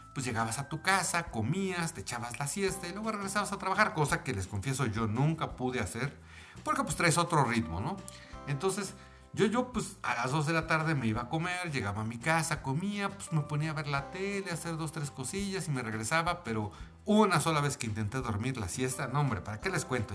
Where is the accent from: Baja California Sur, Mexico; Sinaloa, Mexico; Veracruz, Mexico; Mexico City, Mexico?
Mexico City, Mexico; en mi país, que es México, en la Ciudad de México